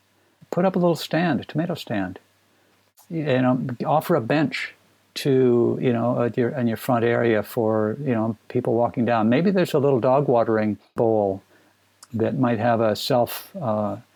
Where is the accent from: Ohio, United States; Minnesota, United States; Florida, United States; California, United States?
Minnesota, United States; I grew up in Minnesota